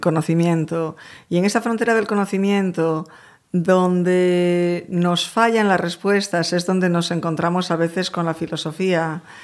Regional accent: A Coruña, Galicia, Spain; moved away as an adult; also born or lived in Madrid; now in New York, United States; de Coruña, de generaciones además.

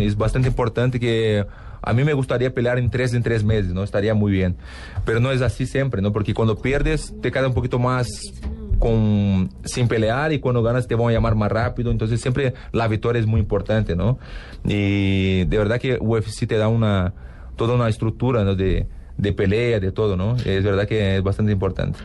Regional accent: Porto Alegre, Rio Grande do Sul, Brazil; Spanish is a second language; now in Los Angeles, United States; tenemos una expresión en sur de Brasil, porque yo soy de Porto Alegre

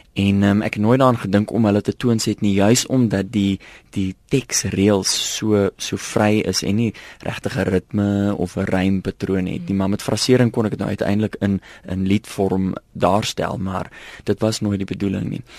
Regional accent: South Africa; ek is maar tipies Afrikaner

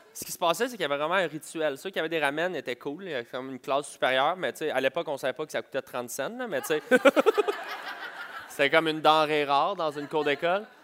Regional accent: Montreal, Quebec, Canada; je viens de Montréal

